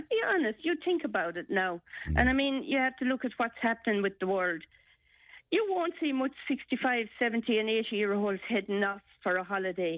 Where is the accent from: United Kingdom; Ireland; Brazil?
Ireland; we are here as Irish people working up to the age of 80